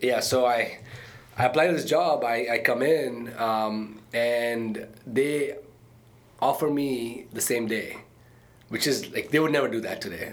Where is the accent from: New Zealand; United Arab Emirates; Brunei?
United Arab Emirates; Dubai; moved away as an adult; also born or lived in India / Arkansas, United States; now in United States; I was born in India, uh, okay. uh, but my parents lived in Dubai. Uh, and I grew up in Dubai